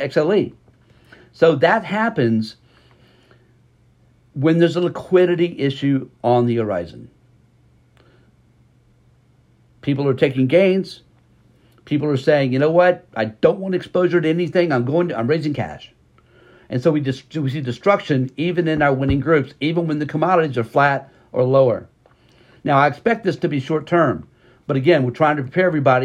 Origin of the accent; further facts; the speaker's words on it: Texas, United States; we're from Texas.